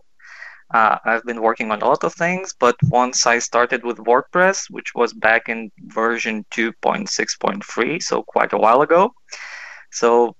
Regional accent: Kaunas, Kaunas County, Lithuania; I'm from Kaunas. That's the second biggest city and pretty middle of Lithuania

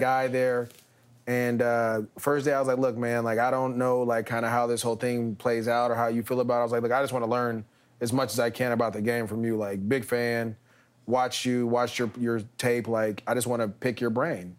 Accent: Bay Area, California, United States; moved away as an adult; also born or lived in Los Angeles; I'm being from the Bay Area

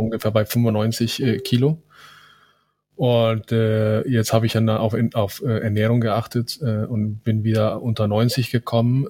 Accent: Cali, Valle del Cauca, Colombia; now in Germany; ich bin in, in Cali geboren

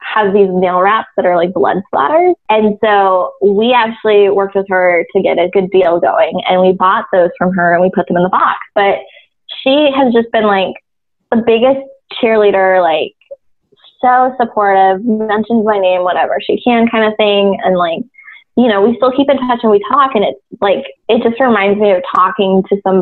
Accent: Las Vegas, Nevada, United States; I grew up in Las Vegas and K through 12, everything in my life happened there

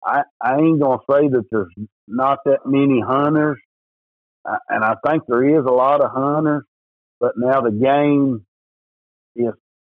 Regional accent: East Tennessee, United States; I'm from East Tennessee here in the Smoky Mountains

